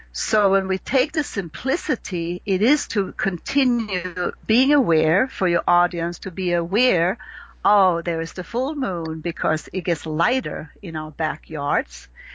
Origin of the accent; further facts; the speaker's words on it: Sweden; accent: Swedish; English is a second language; you have to learn the language of astrology as if you would learn Swedish, if you hear my little accent that I have left.